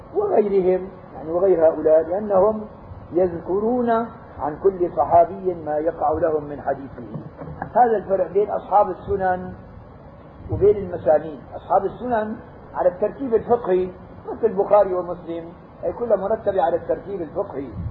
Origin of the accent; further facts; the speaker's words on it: Syria; عندنا بالشام